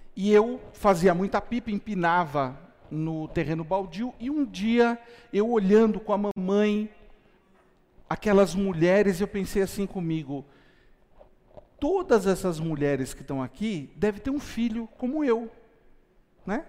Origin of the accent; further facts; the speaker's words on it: São Caetano do Sul, São Paulo, Brazil; Eu tinha 10 anos de idade, eu morava em São Caetano do Sul, na região do ABC Paulista